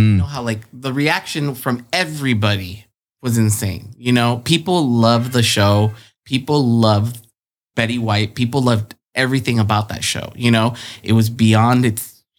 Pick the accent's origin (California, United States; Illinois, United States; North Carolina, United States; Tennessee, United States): California, United States; Chula Vista; born or raised there; also born or lived in Tijuana, Mexico